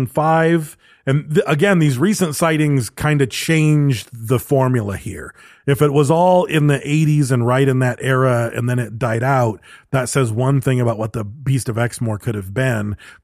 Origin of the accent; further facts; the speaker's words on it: Western Canada, Canada; I grew up in Western Canada where cougars and bobcats were regularly sighted